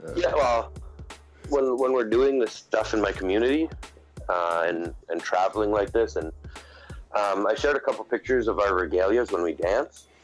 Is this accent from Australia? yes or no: no; Canada; I'm an Indian. You know, I'm part of the Indian. Like I have to deal with Indian affairs and Indian Act of Canada